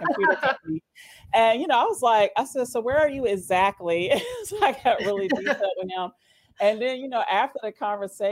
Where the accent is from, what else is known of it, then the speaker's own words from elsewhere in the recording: New York City, New York, United States; also born or lived in Phoenix, Arizona; now in Greenville, United States; I was born in Manhattan, New York